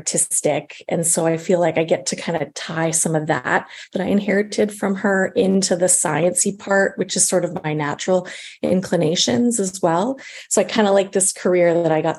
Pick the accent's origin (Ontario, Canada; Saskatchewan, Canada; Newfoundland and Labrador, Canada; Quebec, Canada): Saskatchewan, Canada; Regina; moved away as an adult; also born or lived in Coquitlam, British Columbia; now in Vancouver, Canada; I'm from Regina, Saskatchewan.